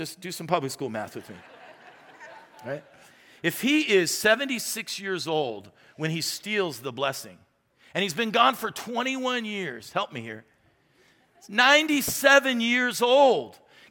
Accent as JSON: {"language": "English", "town": "Phoenix", "region": "Arizona", "country": "United States", "tie": "born there", "said": "So I was born in May 1967, don't do the math right now, do it later. I was born in that year. And I was born at the Arizona Children's Home in Phoenix, Arizona."}